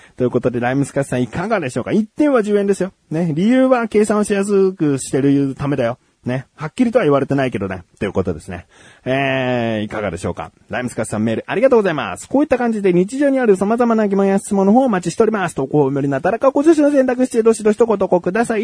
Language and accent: Japanese; Kanagawa, Japan; 僕は神奈川県民としてね